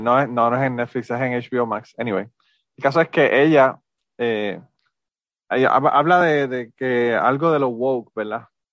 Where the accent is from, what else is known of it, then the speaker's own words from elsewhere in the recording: Puerto Rico; moved away; yo no soy mexicano, yo soy puertorriqueño